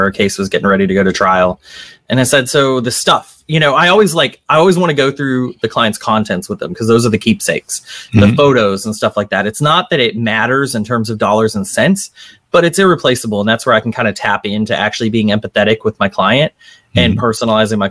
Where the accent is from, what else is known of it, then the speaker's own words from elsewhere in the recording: Arlington, Texas, United States; moved away as an adult; also born or lived in Boston / New York; now in New Orleans, United States; grew up in a decent sized town in Texas, Arlington, right outside Dallas